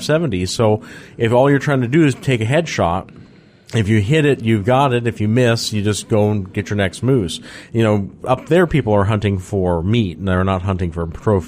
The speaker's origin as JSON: {"language": "English", "region": "Alaska", "country": "United States", "moved": "yes", "lives_now": "Georgia, United States", "said": "I come from Alaska where they don't have to do any of that sort of garbage"}